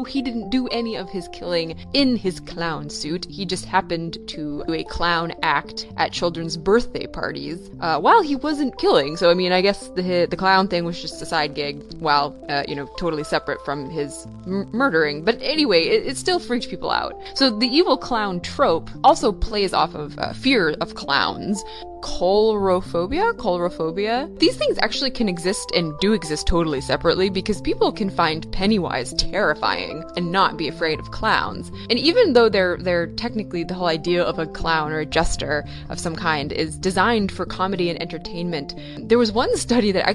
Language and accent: English; Maine, United States; I'm from Maine